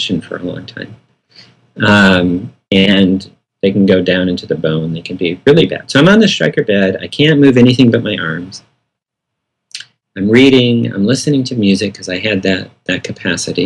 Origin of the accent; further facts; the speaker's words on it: Michigan, United States; growing up in Michigan, Al Kaline was a right fielder for the Detroit Tigers, was one of my heroes.